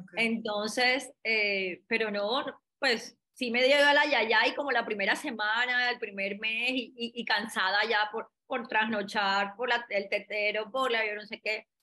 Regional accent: Cartagena, Bolívar, Colombia; moved away as an adult; also born or lived in Bogotá; me fui para Cartagena, yo soy de Cartagena

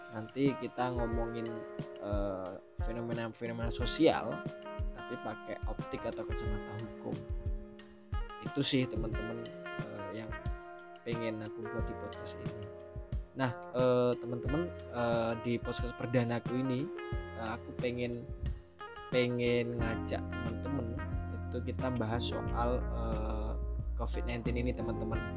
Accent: Musi Rawas, South Sumatra, Indonesia; saya … asli saya dari Musirawas, Sumatera Selatan

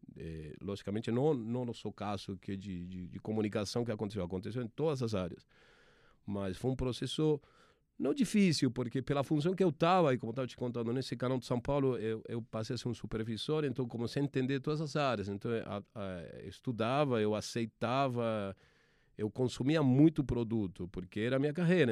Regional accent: Argentina; accent: Argentine; Portuguese is a second language; moved away; Dá para perceber que sou argentino pelo, pelo meu sotaque, minha forma charmosa de falar.

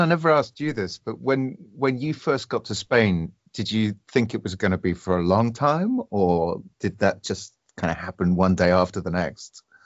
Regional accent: United Kingdom; I'm I'm one Brit

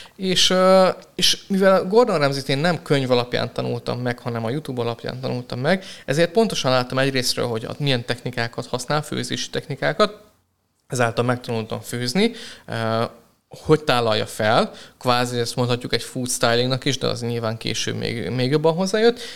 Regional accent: Hungary; moved away as an adult; now in Budapest, Hungary; ugye felkerültem Budapestre, én vidékről származom

